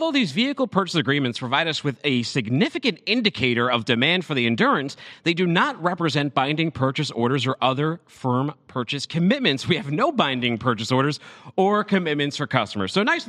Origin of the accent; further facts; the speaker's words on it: Boston, Massachusetts, United States; moved away; That's my hometown.